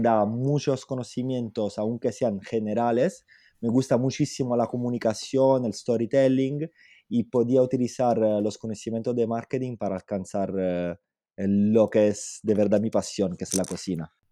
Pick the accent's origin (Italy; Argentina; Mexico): Italy; Southern Italy; Spanish is a second language; also born or lived in Paris / London; now in Spain; yo soy italiano, lógicamente soy del sur de Italia y como los italianos del sur tenemos una pasión por la cocina increíble